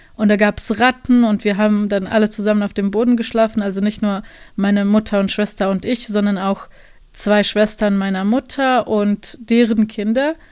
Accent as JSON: {"language": "German", "town": "Sarajevo", "region": "Federation of Bosnia and Herzegovina", "country": "Bosnia & Herzegovina", "also_born_or_lived": "Germany", "moved": "as an adult", "lives_now": "Berlin, Germany", "said": "ich bin aus Sarajevo, ich bin jetzt seit zwei Wochen in Berlin"}